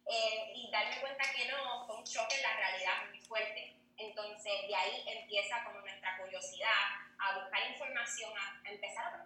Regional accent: Puerto Rico; Yo soy de Puerto Rico

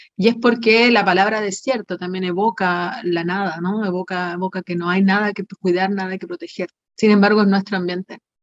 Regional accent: Antofagasta, Chile; moved away; yo soy de Antofagasta también, volví a Antofagasta

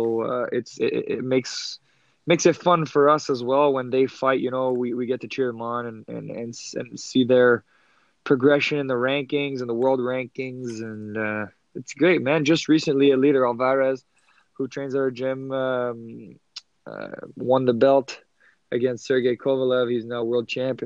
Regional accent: Rosemère, Quebec, Canada; I grew up in Rosemere. My father's side is Italian

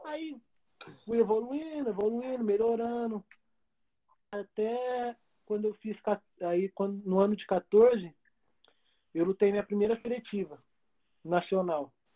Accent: Campinas, São Paulo, Brazil; eu sou de Campinas

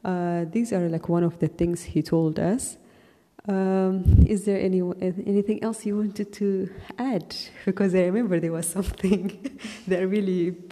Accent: Ethiopia; also born or lived in Saudi Arabia; I wasn't living in my own country and I'm from Ethiopia. So in Ethiopia, the culture and everything is way different than how it is in Saudi Arabia.

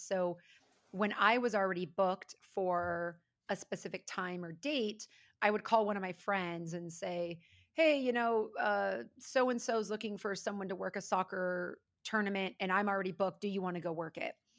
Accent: California, United States; also born or lived in Florida; I'm actually a West Coast girl, pretty much born and raised in California

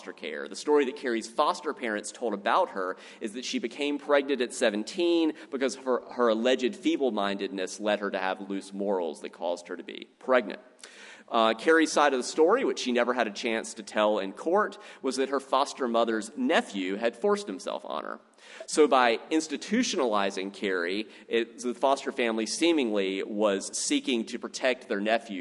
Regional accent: South Carolina, United States; I'm from South Carolina

